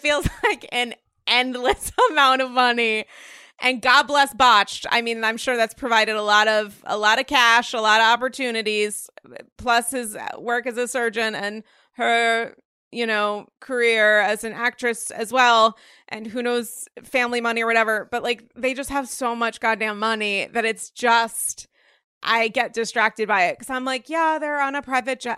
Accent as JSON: {"language": "English", "region": "Rhode Island", "country": "United States", "moved": "yes", "lives_now": "New York, United States", "said": "I'm from Rhode Island."}